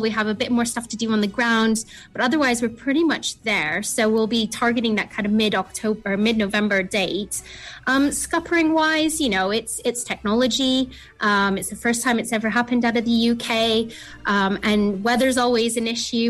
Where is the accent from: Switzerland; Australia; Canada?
Canada; now in Cornwall, United Kingdom; I'm from Canada originally, a very remote part of Canada